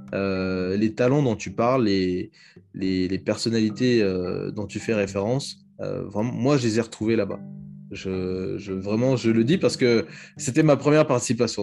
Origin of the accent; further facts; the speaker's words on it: Republic of the Congo; je suis congolais